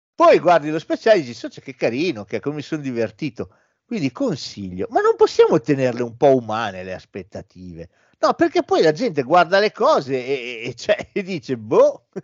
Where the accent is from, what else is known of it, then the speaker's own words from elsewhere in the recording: Italy; di noi italiani